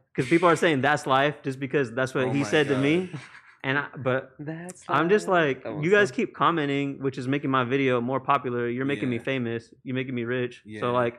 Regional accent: South San Francisco, California, United States; I'm from South San Francisco.

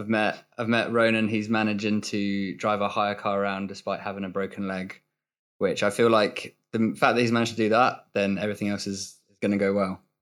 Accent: London, United Kingdom; I'm from London, fairly dull. Um, now I'm in Ghent

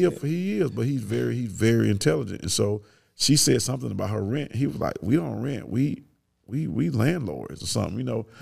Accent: Kirkwood, United States; We grew up in Kirkwood.

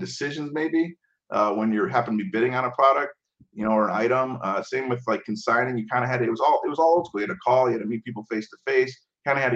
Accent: Chicago, Illinois, United States; I come from Chicago

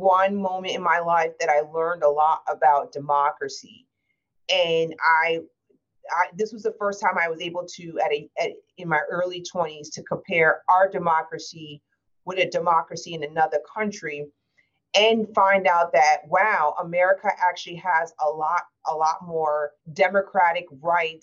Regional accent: United States; as an American

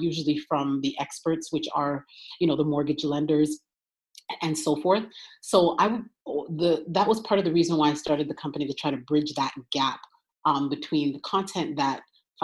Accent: Toronto, Ontario, Canada; moved away as an adult; now in United States; I'm originally from Toronto. Ontario in Canada

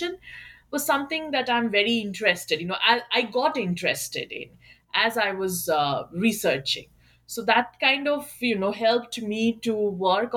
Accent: Kolkata, West Bengal, India; moved away as an adult; now in United States; I am from Kolkata, and I did my undergrad and master's from Jadavpur University in Kolkata itself

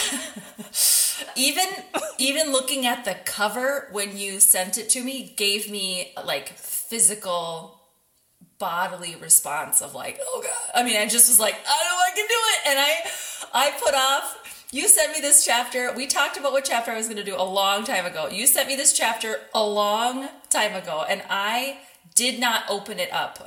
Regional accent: Minnesota, United States; I am born and raised in Minnesota

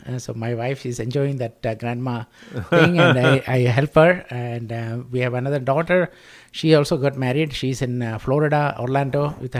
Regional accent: Kerala, India; now in Sugar Land, United States; So I'm originally from Kerala, India. I've been living in Sugarland for the last 27 plus years.

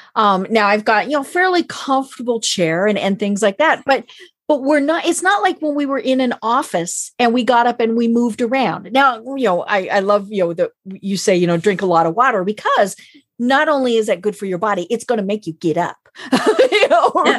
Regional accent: Colorado, United States; I'm from Colorado

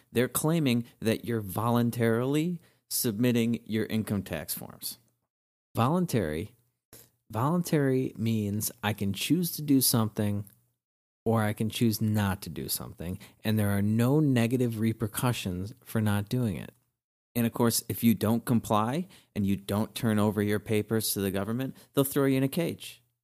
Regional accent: Wilmette, Illinois, United States; I grew up in Wilmette, a great suburb of Chicago

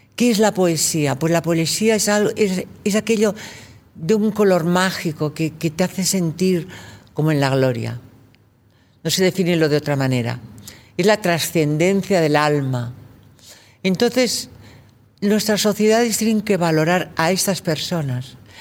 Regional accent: Catalonia, Spain; moved away as an adult; yo venía de Cataluña

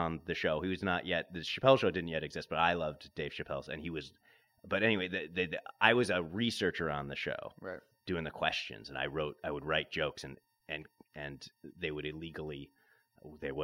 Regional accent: Chicago suburbs, Illinois, United States; moved away as an adult; now in Los Angeles, United States; I grew up outside of Chicago suburbs, then I've been out here.

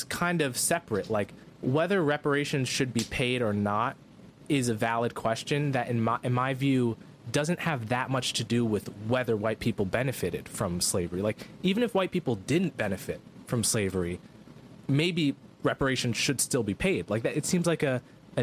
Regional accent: New Jersey, United States; I was born in New Jersey

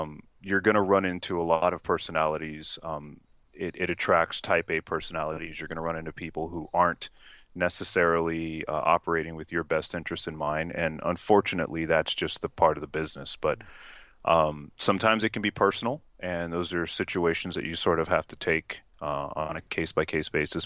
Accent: Los Angeles, California, United States; moved away as an adult; also born or lived in Bronx, New York / Utah; now in Seattle, United States; moved out to L A when I was about three

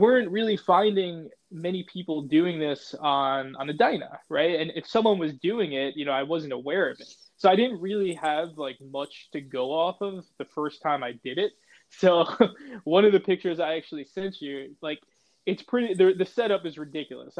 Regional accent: Long Island, New York, United States; also born or lived in Brooklyn; I grew up in Long Island

